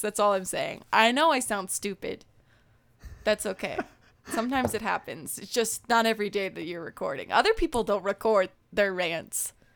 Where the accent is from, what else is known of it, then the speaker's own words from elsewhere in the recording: Colorado, United States; My hometown in Colorado is five thousand three hundred twenty-eight feet in elevation